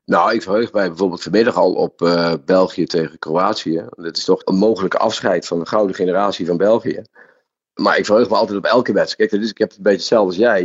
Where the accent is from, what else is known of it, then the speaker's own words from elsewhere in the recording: Netherlands; als Nederlanders zijn we